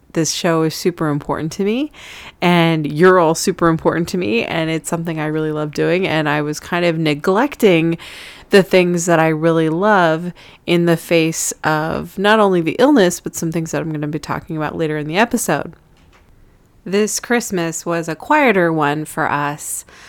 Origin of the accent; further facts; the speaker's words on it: California, United States; now in New York City, United States; I'm originally from California, which is very far away from New York City